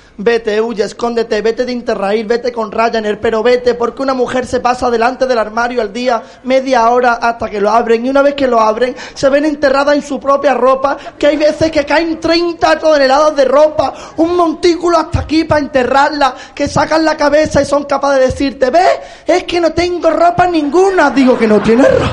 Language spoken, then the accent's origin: Spanish; Málaga, Andalusia, Spain; vengo de Málaga y en el monólogo digo seis millones de veces más iba que soy de Málaga. Soy malagueño